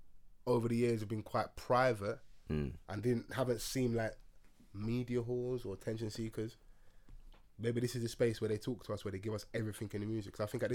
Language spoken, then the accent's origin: English; Nigeria; I'm Nigerian. Man's got a strong back.